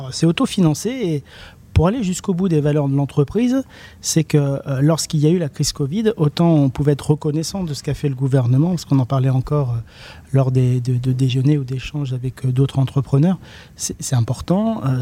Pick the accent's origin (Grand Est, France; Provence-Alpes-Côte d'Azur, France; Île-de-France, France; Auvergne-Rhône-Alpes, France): Auvergne-Rhône-Alpes, France; Le Coteau; born there; now in Brionnais, France; comme je le rappelle, je suis né euh, au Coteau, 42. Euh, ah, bah j'habite dans le 71, dans le Brionnais exactement